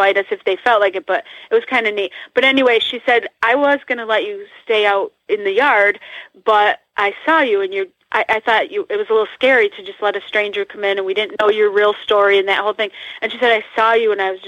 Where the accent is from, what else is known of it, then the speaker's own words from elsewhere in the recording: Northeast, United States; I'm from the Northeast, and we have hills and tall buildings and tall trees